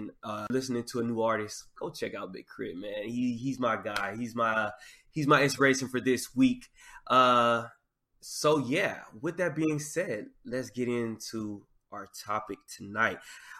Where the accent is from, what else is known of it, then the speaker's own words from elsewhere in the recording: the South, United States; I love Southern artists. I grew up in the South. It's just a part of my culture.